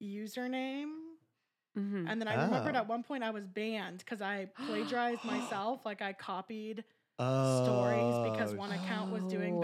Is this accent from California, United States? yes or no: yes; California, United States; moved away; I'm 27 years old. I'm originally from California.